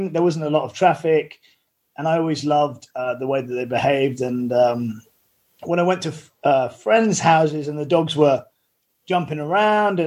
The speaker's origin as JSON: {"language": "English", "area": "Somerset", "region": "South West England", "country": "United Kingdom", "tie": "born or raised there", "said": "I grew up in mostly in Somerset and in a very countrified environment"}